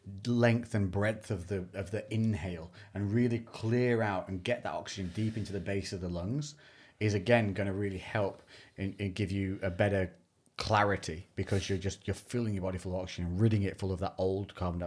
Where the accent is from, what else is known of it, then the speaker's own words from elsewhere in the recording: Scotland, United Kingdom; All right, I'm fucking Scottish.